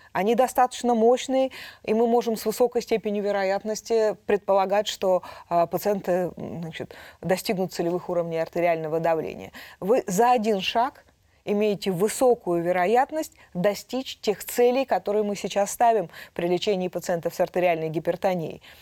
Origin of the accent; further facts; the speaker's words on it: Altai Krai, Russia; now in Moscow, Russia; Я родилась в Алтайском крае.